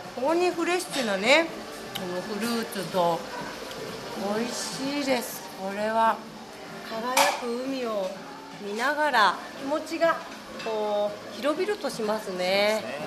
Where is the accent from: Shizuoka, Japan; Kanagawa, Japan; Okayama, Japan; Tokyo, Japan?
Kanagawa, Japan; Oiso; うちの実家この湘南平の麓なんですよ歩いて10分